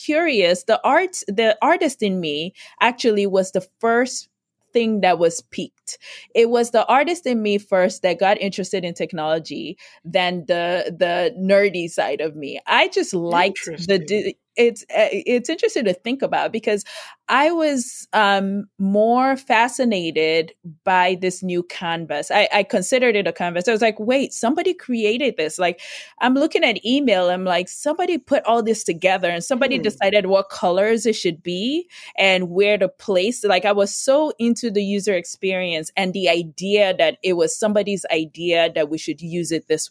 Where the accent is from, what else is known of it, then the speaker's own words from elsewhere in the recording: Nigeria; now in United States; I grew up in Nigeria